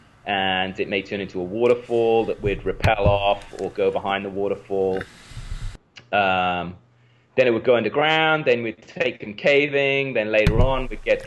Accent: Wales, United Kingdom; moved away; I grew up in Wales, in the United Kingdom

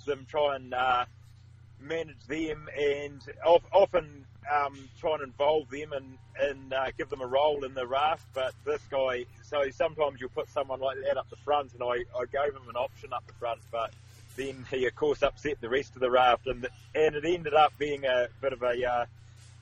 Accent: Oxford, Canterbury, New Zealand; I spent a lot of my childhood growing up in North Canterbury, Oxford, which is up near Christchurch in the South Island

